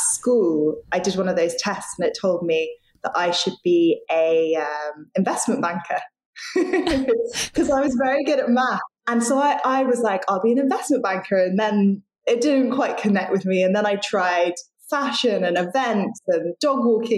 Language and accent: English; London, United Kingdom; moved away as an adult; also born or lived in Sydney, Australia; I grew up in London, but left and moved to Australia, to Sydney, and went to university there.